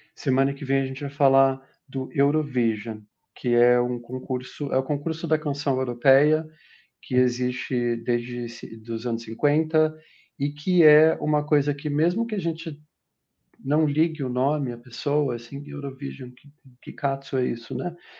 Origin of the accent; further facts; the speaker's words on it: Curitiba, Paraná, Brazil; Eu nasci em Curitiba